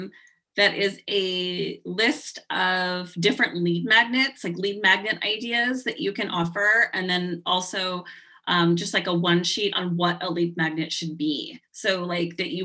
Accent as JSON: {"language": "English", "region": "California", "country": "United States", "moved": "yes", "lives_now": "Seattle, United States", "said": "I'm originally from California. My parents live in Southern California and I live in Seattle"}